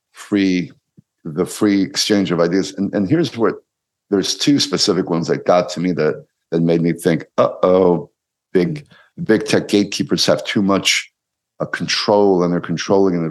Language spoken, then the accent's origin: English; New York, United States; I grew up in New York.